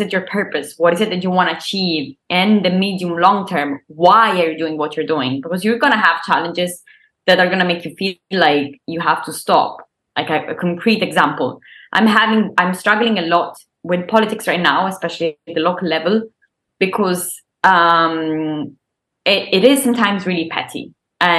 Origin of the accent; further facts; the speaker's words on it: Isernia, Molise, Italy; English is a second language; moved away as an adult; I was born and I grew up in this super small town, Isernia, which is my hometown.